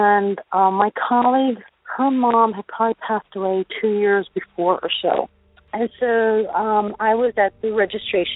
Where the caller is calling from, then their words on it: Florida, United States; I'm calling from Florida